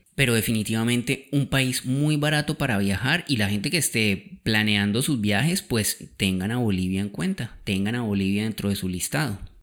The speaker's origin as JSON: {"language": "Spanish", "country": "Colombia", "moved": "yes", "said": "la primera vez que yo salí de Colombia en mi vida, que fue con mis papás"}